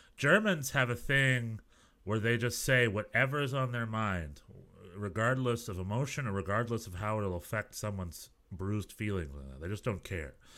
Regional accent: United States; as an American

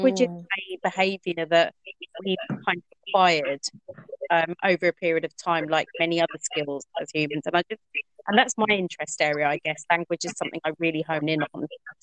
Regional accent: Norfolk, East of England, United Kingdom; I grew up in National Front Norfolk in the late 1980s, early

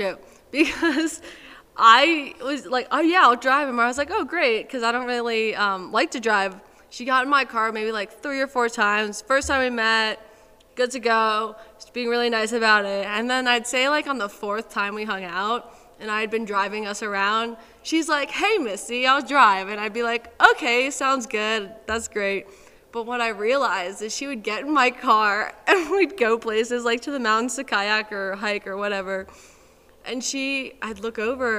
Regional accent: New York, United States; now in Denver, United States; I grew up in New York

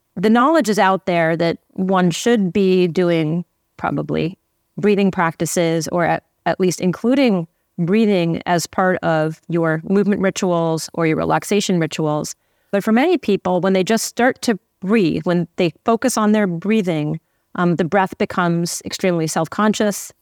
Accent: Santa Fe, New Mexico, United States; now in Los Angeles, United States; I grew up in Santa Fe, New Mexico, in a solar home off the grid

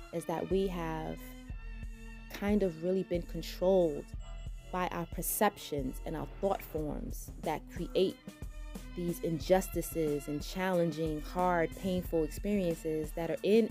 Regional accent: New York City, New York, United States; accent: New York twang; I am a New Yorker at heart. I have been riding the subway since a little girl.

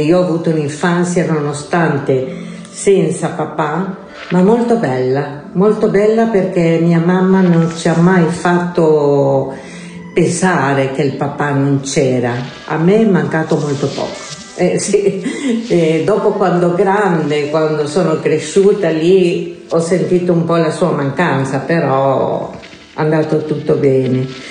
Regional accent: Santiago, Santiago Metropolitan Region, Chile; Italian is a second language; now in Italy; sono nata in Cile da una famiglia umile. Eh, sono cresciuta senza papà

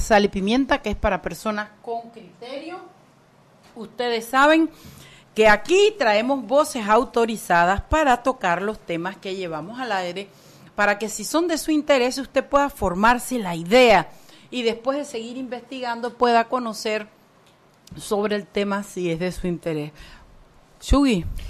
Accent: Panama; como panameños

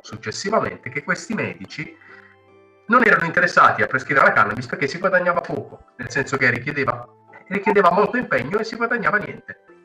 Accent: Mola di Bari, Apulia, Italy; io sono di Mola, eh, qui a Monopoli, qui vicino

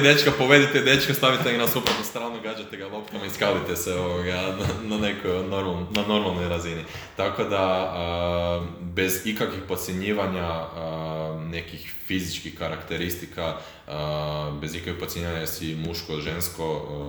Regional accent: Croatia; kod nas u Hrvatskoj

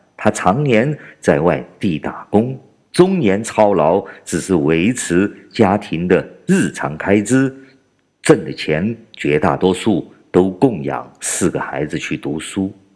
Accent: China; 我是来自中国大陆的…

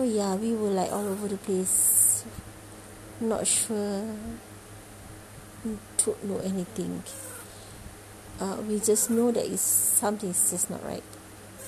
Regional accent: Malaysia; I'm from Malaysia

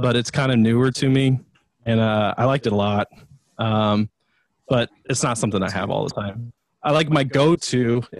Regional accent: Lakeland, Florida, United States; I was born in Lakeland, but yeah. Been here for a long time.

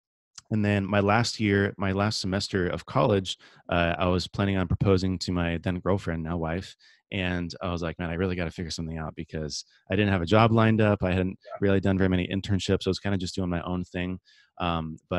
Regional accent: San Diego, California, United States; I grew up here in San Diego, California, my whole life, kind of born and raised

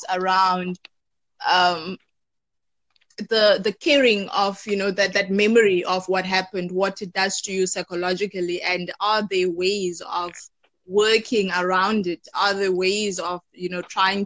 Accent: South Africa; I'm from South Africa

